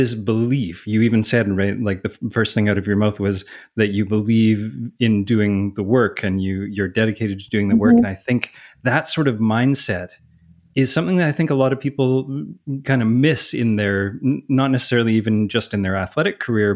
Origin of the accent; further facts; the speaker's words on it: Canada; I'm Canadian, so when I see words that are in different languages, my default is to pronounce them French